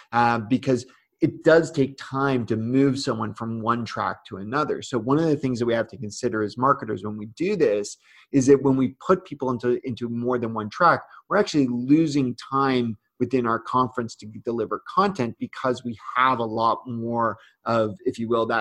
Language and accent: English; Canada; I'm Canadian